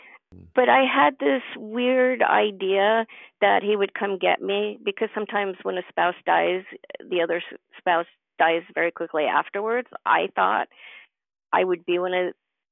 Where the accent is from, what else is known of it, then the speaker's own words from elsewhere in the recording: New York, United States; moved away; also born or lived in Carmel, California; I'm a New Yorker at heart.